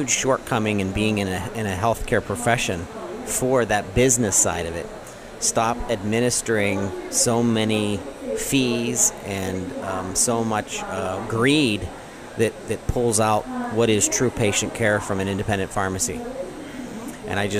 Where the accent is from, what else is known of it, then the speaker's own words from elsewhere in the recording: Zelienople, Pennsylvania, United States; I'm from Zillionople and went to Seneca Valley